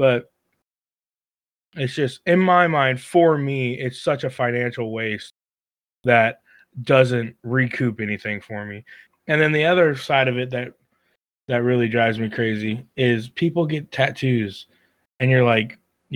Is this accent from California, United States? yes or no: no; Kansas, United States; we're from Kansas